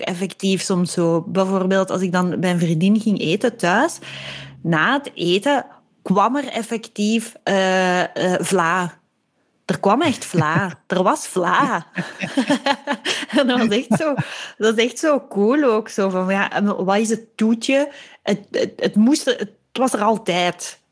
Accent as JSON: {"language": "Dutch", "country": "Belgium", "also_born_or_lived": "Leiden, Netherlands", "moved": "as an adult", "said": "wij als Belgen"}